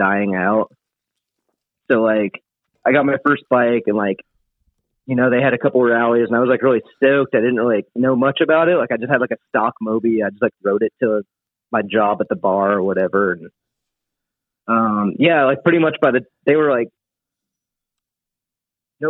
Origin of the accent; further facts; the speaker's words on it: Nashville, Tennessee, United States; from Nashville, Tennessee